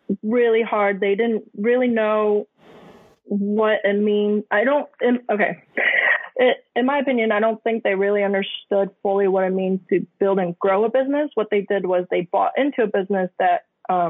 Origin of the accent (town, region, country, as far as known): United States; born or raised there; also born or lived in Hong Kong / Taiwan